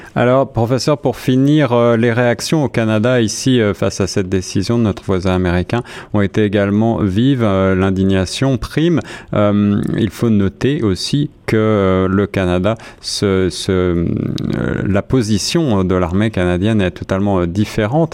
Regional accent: France; je suis français

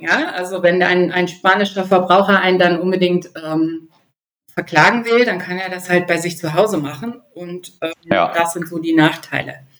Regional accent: Germany; bei uns in Deutschland

